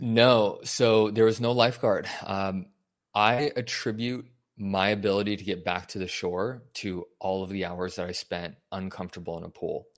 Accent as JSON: {"language": "English", "town": "Denver", "region": "Colorado", "country": "United States", "tie": "born or raised there", "also_born_or_lived": "Wyoming / California", "moved": "as an adult", "said": "I was born and raised in Denver"}